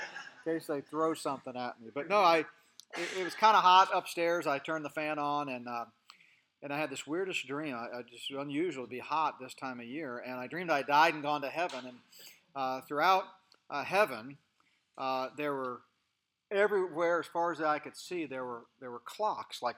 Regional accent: Colorado, United States; I'm from Colorado. My family live in Colorado. We live in the mountains.

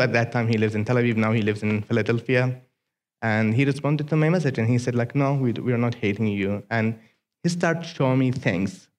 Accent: Aden, Yemen; English is a second language; moved away as an adult; now in United States; greetings from Yemen.

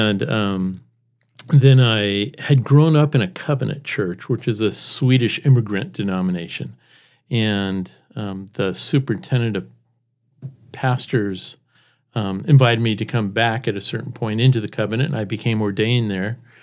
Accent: Seattle, Washington, United States; moved away as an adult; also born or lived in San Jose, California / Spokane, Washington / Iowa; now in Brandon, United States; we moved to Seattle. I was, um, in the Seattle area for most of my life and met my wife there

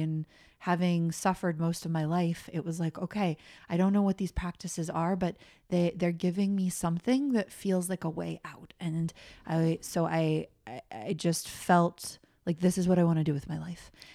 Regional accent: Colorado, United States; I grew up in Colorado, normal American family

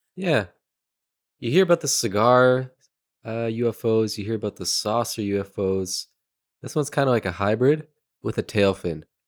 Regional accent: Canada; We're Canadian.

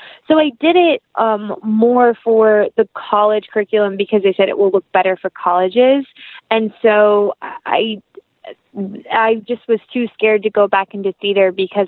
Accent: the South, United States; accent: country; I'm from the South, so it takes me one phone call to my best friend, and my country accent is there.

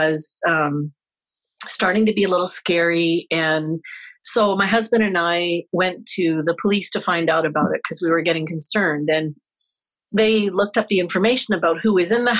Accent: St. Clair Beach, Ontario, Canada; now in Winnipeg, Canada; I grew up in Windsor area

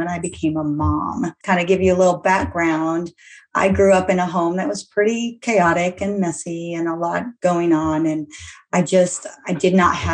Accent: North Iowa, United States; now in Houston, United States; I am from Houston, Texas, by way of small town North Iowa. So moved myself to the big city

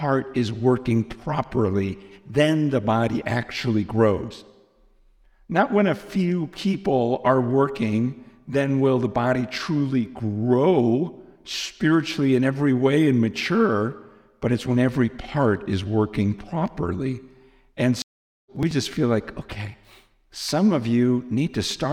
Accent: United States; I'm American

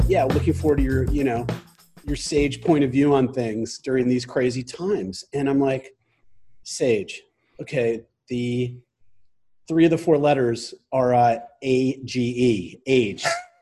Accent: Morristown, New Jersey, United States; Morristown, New Jersey.

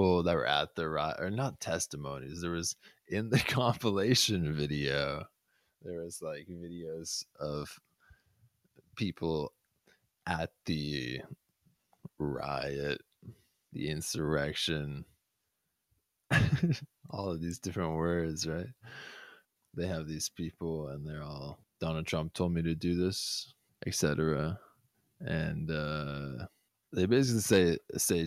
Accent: Boston, Massachusetts, United States; I grew up in Boston

